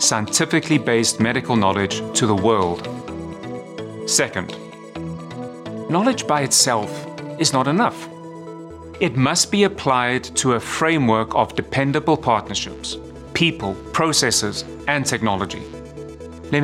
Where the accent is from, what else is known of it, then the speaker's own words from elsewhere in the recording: South Africa; moved away; I grew up in South Africa, the product of two physicians